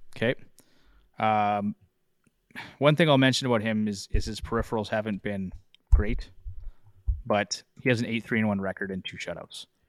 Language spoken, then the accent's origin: English; Canada; I'm a Canadian